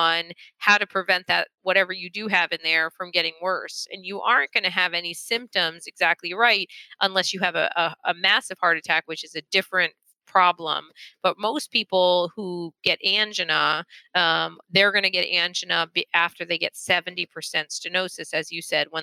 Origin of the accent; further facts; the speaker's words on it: Florida, United States; I'm from Florida.